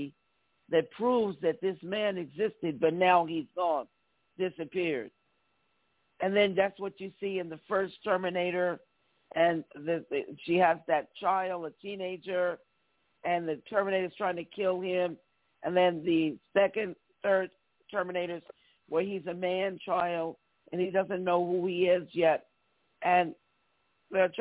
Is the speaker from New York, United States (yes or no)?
yes; New York City, New York, United States; growing up in New York City, I'm from New York, a New Yorker